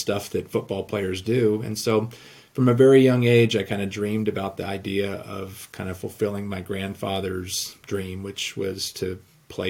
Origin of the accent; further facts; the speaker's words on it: Southern California, United States; now in Iowa, United States; I grew up in Southern California. I live in Iowa now